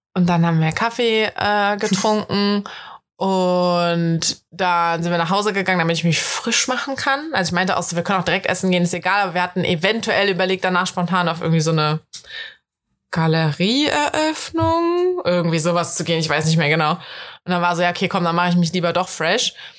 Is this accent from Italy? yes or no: no; Germany; accent: German accent (in English); ich habe einen krass deutschen Akzent